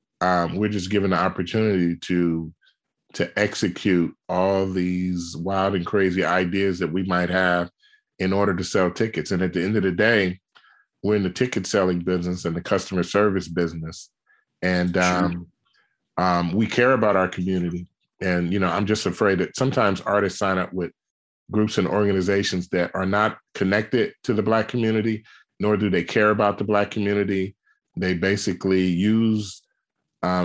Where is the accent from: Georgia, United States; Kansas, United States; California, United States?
California, United States; Oakland; growing up in Oakland, you know, Oakland culturally was musically rich